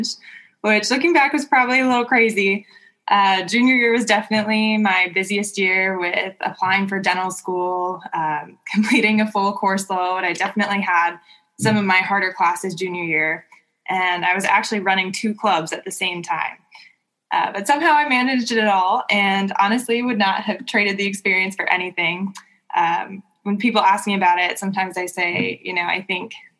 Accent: Southern California, United States; moved away as an adult; also born or lived in Indiana; now in Michigan, United States; I grew up in Southern California, but my parents now live in South Lake Tahoe

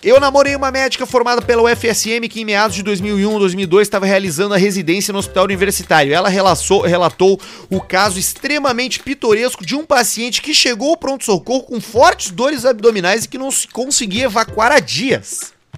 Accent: Santo André, São Paulo, Brazil; Sou de Santo André, vulgo San Andrés.

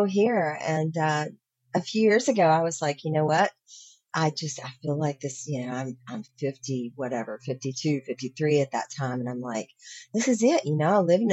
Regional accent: Virginia, United States; I grew up in Virginia, come from a really conservative

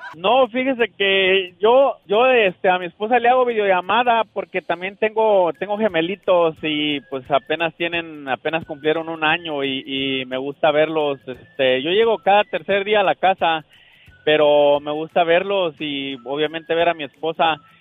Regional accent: Guatemala; soy trailero de, de Guatemala

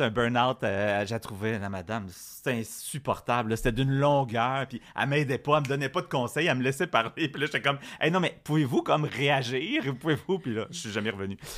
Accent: Quebec, Canada; j'ai été élevé dans un milieu extrêmement francophone

